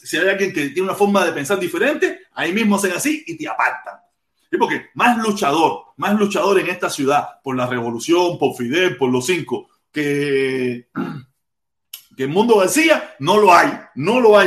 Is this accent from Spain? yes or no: no; Cuba; now in United States